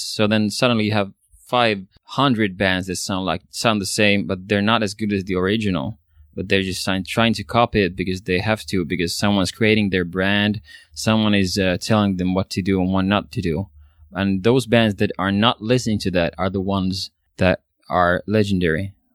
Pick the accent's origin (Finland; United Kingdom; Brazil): Finland; first language Swedish; English is a second language; I'm a Swedish speaking Finn, which means Swedish is my mother tongue.